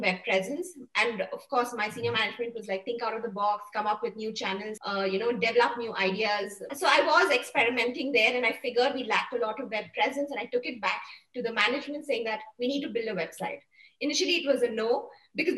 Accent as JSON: {"language": "English", "town": "Bangalore", "region": "Karnataka", "country": "India", "tie": "born or raised there", "also_born_or_lived": "Coorg", "said": "I'm from Coorg and basically grew up in Bangalore"}